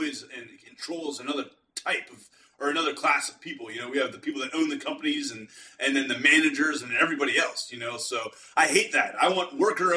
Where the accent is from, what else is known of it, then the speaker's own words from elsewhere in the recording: Pittsburgh, Pennsylvania, United States; I'm from Pittsburgh area.